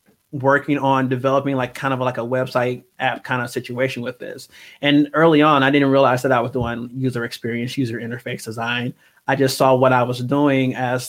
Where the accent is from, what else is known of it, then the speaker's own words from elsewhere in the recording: Milwaukee, Wisconsin, United States; I am from Milwaukee, Wisconsin, born and raised.